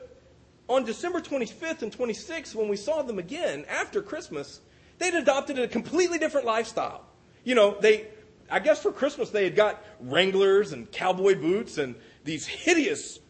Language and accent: English; Polk County, Florida, United States; I grew up in Polk County. It's about an hour and a half inland. It's a very rural city. It's based upon agriculture.